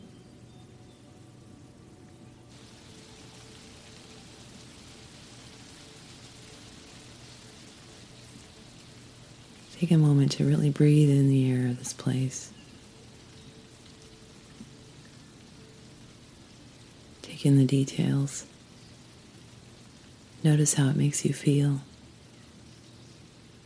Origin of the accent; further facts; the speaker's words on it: Idaho, United States; moved away; I grew up in Idaho